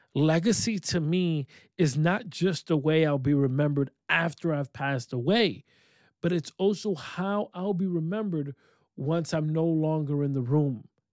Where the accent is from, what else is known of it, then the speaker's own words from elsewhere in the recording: Rochester, New York, United States; I am located in upstate New York, my hometown of Rochester, New York.